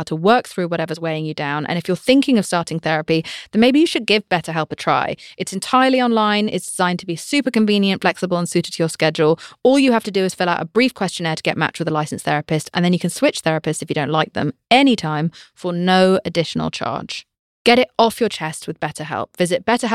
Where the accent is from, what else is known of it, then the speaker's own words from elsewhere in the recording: United Kingdom; I'm British.